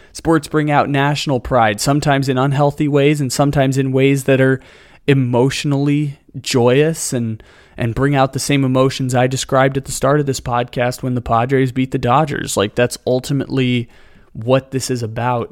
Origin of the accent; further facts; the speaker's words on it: San Diego, California, United States; moved away; born and raised in San Diego, grew up with the San Diego sports curse